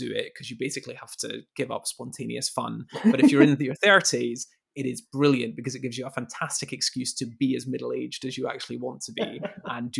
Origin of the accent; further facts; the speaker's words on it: Edinburgh, Scotland, United Kingdom; moved away; I am indeed from Edinburgh.